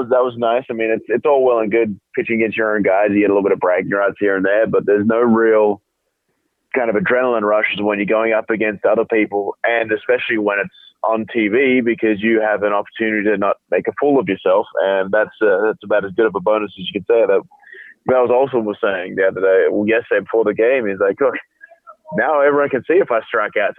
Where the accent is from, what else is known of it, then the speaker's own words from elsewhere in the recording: Perth, Western Australia, Australia; I'm from Perth, Australia